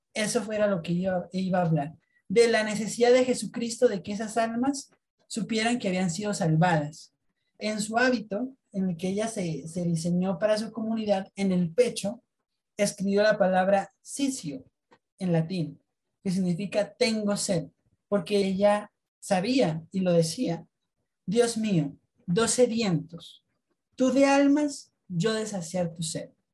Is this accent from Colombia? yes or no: yes; Colombia